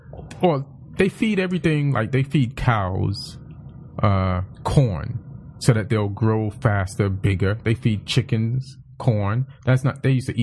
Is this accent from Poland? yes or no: no; England, United Kingdom; also born or lived in Jamaica / New York; Like, England and Jamaica and New York.